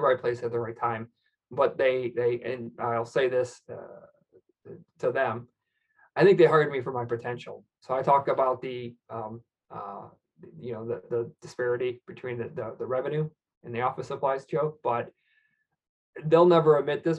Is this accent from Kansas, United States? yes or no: no; Michigan, United States; I'm from Michigan, so I, I really kind of you know, we're in car country